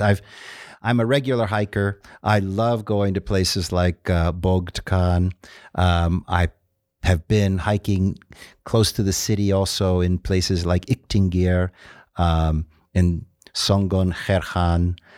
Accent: Dominican Republic; now in Ulaanbaatar, Mongolia; I grew up in the Dominican Republic and, and speak fluent Spanish

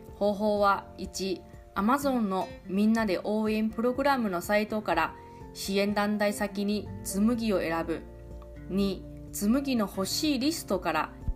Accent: Kaohsiung, Taiwan; now in Okinawa, Japan; 今日は私はリモートで地元の台湾からラジオ配信をしております

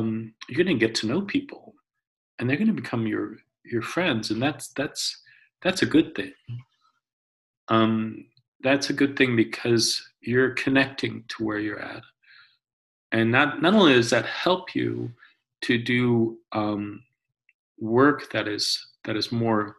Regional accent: Omaha, Nebraska, United States; now in Syracuse, United States; I grew up in Omaha, Nebraska, but still my adopted home.

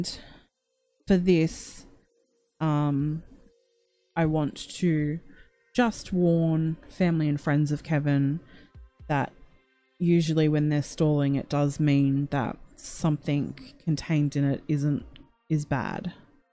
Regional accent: Australia; accent: Australian; my annoying Australian accent

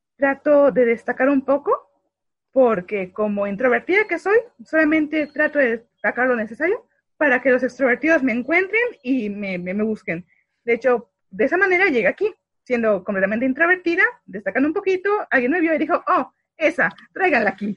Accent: Valladolid, Yucatán, Mexico; also born or lived in Mérida; yo soy originaria de Valladolid. Nada más me fue a parir a Mérida

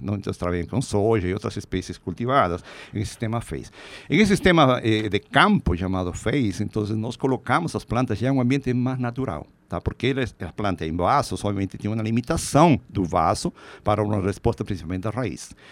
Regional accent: Peru; Portuguese is a second language; moved away as an adult; also born or lived in Lima, Peru / Viçosa, Minas Gerais, Brazil; now in São Paulo, Brazil; na minha cidade natal, lá no Peru

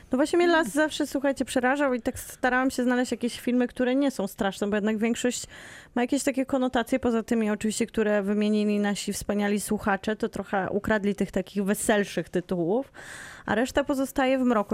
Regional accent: Bielsko-Biała, Silesian Voivodeship, Poland; urodziłam się w szpitalu w Bielsku Białej

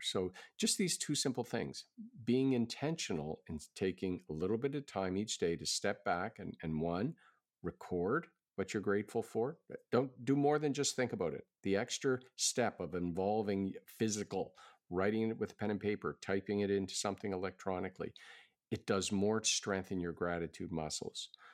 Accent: Halifax, Nova Scotia, Canada; that's my hometown

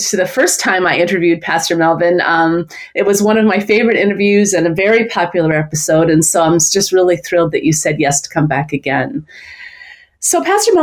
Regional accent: New York City, New York, United States; I grew up in Brooklyn, New York

